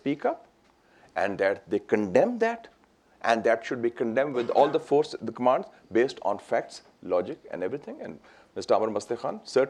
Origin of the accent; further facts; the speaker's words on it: Islamabad, Islamabad Capital Territory, Pakistan; I'm from Islamabad. I represent Islamabad in the capital. I'm not from the Sindh province